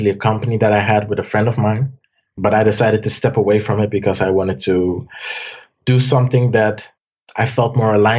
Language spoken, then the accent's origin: English; Amsterdam, North Holland, Netherlands; also born or lived in Almere; I was born in Amsterdam. I later moved to Almere